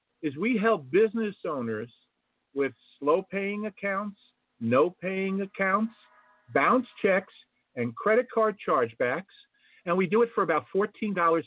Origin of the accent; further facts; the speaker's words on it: Jersey City, New Jersey, United States; from Jersey City, New Jersey